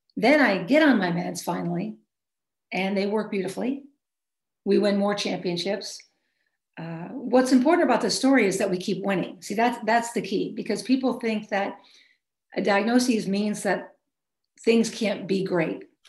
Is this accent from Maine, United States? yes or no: yes; Maine, United States; moved away; also born or lived in Chicago, Illinois / Michigan; I'm from Maine originally